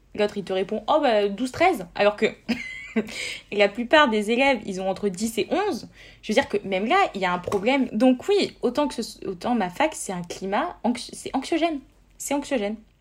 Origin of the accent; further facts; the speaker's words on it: Montpellier, Occitania, France; moi, je suis une Montpelliéraine de source